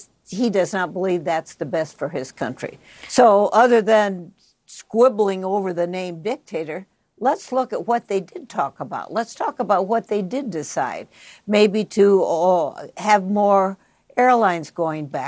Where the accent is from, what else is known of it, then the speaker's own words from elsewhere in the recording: United States; My hometown is on the Mississippi